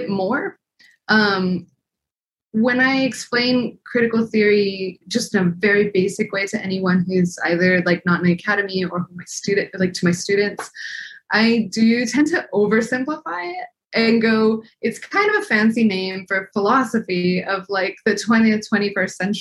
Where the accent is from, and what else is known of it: El Paso, Texas, United States; also born or lived in Scotland; now in Arizona, United States